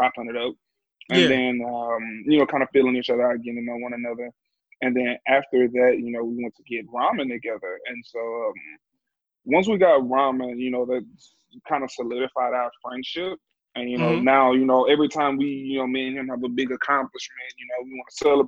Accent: Louisiana, United States; I'm from Louisiana too

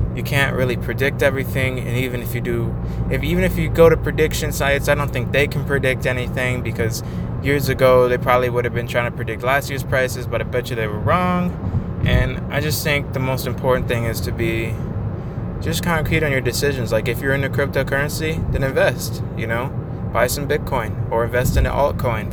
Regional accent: Michigan, United States; also born or lived in North Dakota; I was born in North Dakota uh, in 1994, and I only lived there for about a year until I moved to Michigan with my family, and we've been here ever ever since then

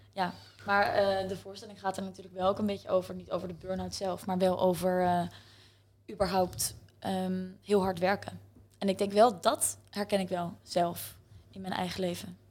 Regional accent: The Hague, South Holland, Netherlands; moved away as an adult; also born or lived in Utrecht; wij zijn alle twee opgegroeid in Scheveningen.

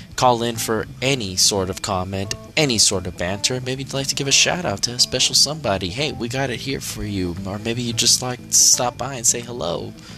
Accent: United States; as an American

